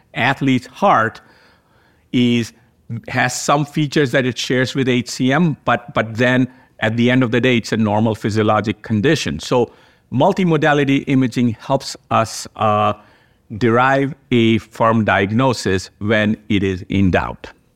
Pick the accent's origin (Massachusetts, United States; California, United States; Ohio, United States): Ohio, United States; Cleveland; from Cleveland Clinic in Cleveland, Ohio. Welcome to my hometown